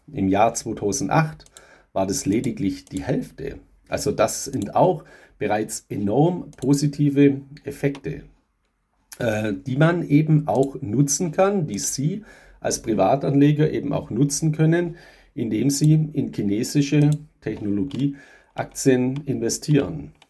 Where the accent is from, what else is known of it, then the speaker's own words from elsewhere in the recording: Germany; bei uns in Europa, gerade in Deutschland